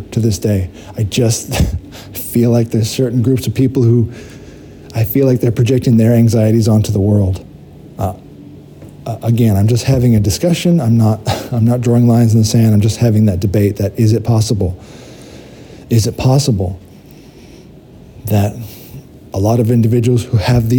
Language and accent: English; United States; I did grow up in America. I'm an American